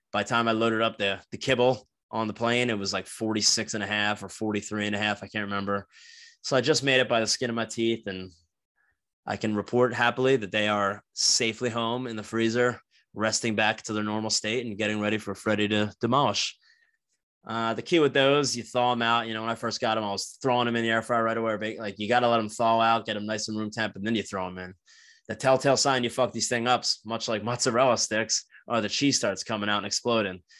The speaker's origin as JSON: {"language": "English", "region": "New Jersey", "country": "United States", "tie": "born or raised there", "moved": "yes", "said": "I grew up in New Jersey, uh, for the new listeners, like, I'm from South Jersey, fifteen minutes outside of Philadelphia."}